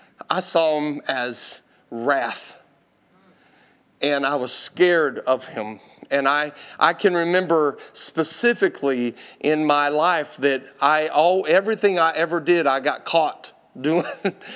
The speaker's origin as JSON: {"language": "English", "region": "Texas", "country": "United States", "said": "And I ran off and I told her, you don't know me. I'm from Texas."}